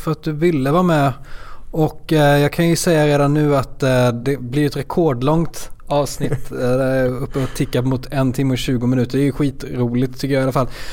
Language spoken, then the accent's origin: Swedish; Småland, Sweden; är smålänning